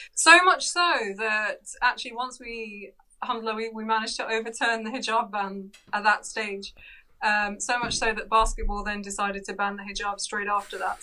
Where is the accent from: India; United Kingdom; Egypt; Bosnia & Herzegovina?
United Kingdom; London; we actually grew up in North London in Edgware.